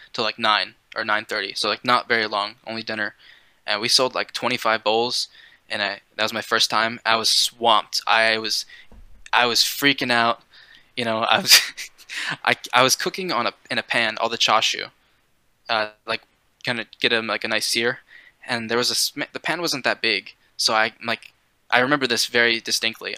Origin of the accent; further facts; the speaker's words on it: East Coast, United States; I'm from a small town, so there's no ramen. I mean, there's like a kind of niche community of Okinawan people because there's a the biggest military base on the East Coast is in my town